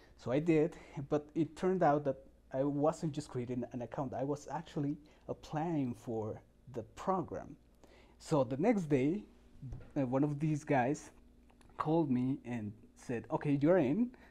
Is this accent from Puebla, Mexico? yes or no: yes; Puebla, Mexico; I'm from Mexico, from the state of Puebla